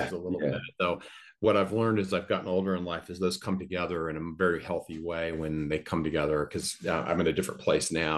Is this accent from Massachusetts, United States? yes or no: no; Colorado, United States; I grew up in the United States in the state of Colorado